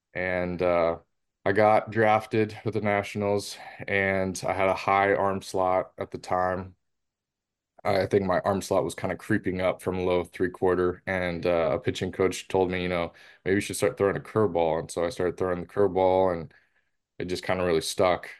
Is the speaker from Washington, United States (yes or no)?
yes; Seattle, Washington, United States; moved away as an adult; my hometown team